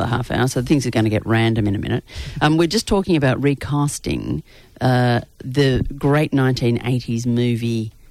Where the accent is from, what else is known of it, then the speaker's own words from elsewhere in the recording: Melbourne, Victoria, Australia; being born and bred in Melbourne and growing up in the market culture